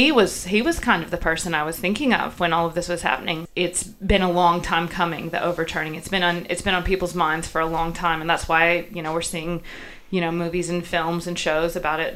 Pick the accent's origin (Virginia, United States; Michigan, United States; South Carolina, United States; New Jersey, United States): South Carolina, United States; moved away as an adult; now in Newcastle, Australia; where I grew up, South Carolina was unquestionably a southern state.